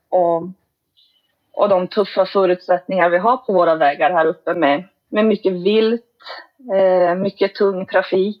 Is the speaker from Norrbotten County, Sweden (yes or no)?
yes; Kiruna, Norrbotten County, Sweden; now in Vittangi, Sweden; Vi är båda födda och uppvuxna i Kiruna, Kiruna stad